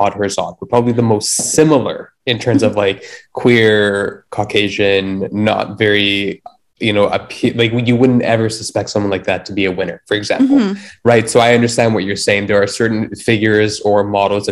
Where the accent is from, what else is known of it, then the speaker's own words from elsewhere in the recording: Canada; us being Canadian ourselves